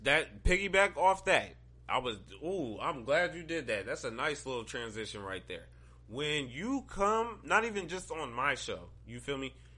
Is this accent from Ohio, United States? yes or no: yes; Ohio, United States; I'm from Ohio